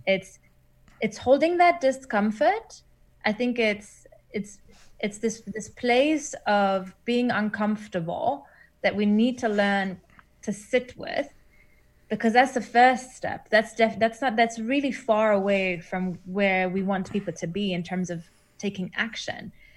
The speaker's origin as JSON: {"language": "English", "country": "Germany", "tie": "born or raised there", "also_born_or_lived": "Iran / Berlin, Germany", "moved": "as an adult", "lives_now": "New Zealand", "said": "I grew up in Germany"}